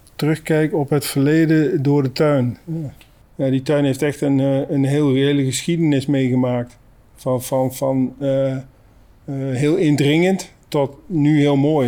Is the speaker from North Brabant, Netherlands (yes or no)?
no; Oosterbeek, Gelderland, Netherlands; moved away; uit Oosterbeek. Uh, ik woon inmiddels niet meer in Oosterbeek